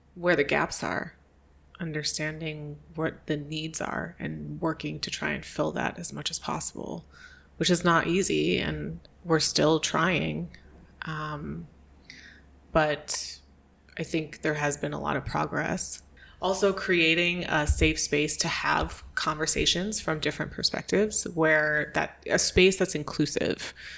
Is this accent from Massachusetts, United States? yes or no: no; New York State near Niagara Falls, United States; moved away as an adult; also born or lived in Chicago / Hawaii; I was born um, in New York State near Niagara Falls, a very rural place